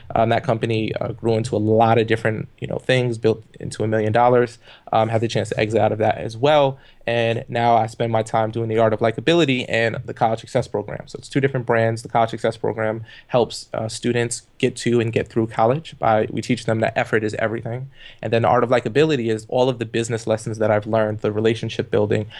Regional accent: New York City, New York, United States; I grew up in the projects on welfare in the Canarsie, uh, area of Brooklyn

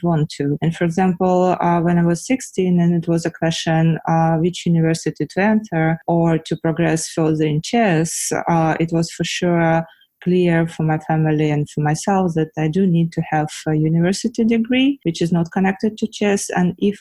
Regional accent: Ukraine; I was born in Ukraine at the Soviet Union time

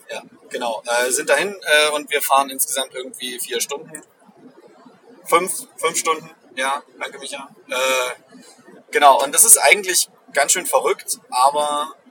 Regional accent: East Germany, Germany; Ostdeutsche, wir haben keinen Urlaub gerade, also wir haben keine, keinen Feiertag

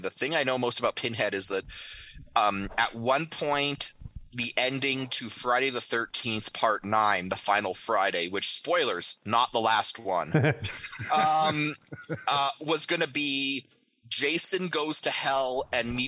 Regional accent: Canada; now in Tampa, United States; my home country

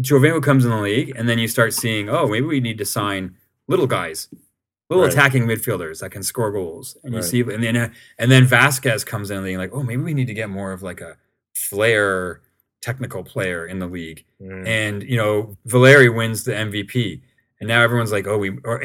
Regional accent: Canada; as a Canadian

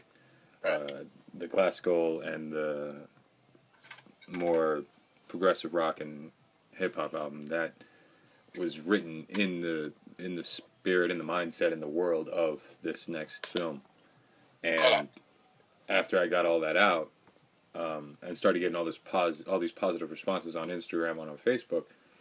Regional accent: United States; I'm not Canadian, I'm American

